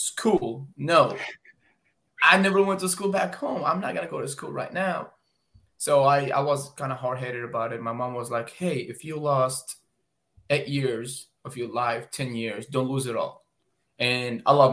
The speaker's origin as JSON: {"language": "English", "town": "Baghdad", "region": "Baghdad Governorate", "country": "Iraq", "tie": "born or raised there", "moved": "yes", "lives_now": "United States", "said": "I am originally from Baghdad, Iraq. I am a war zone survivor. I've literally went through all war zones that a child could experience. I never went to school back home, started working at the age of 10 years old"}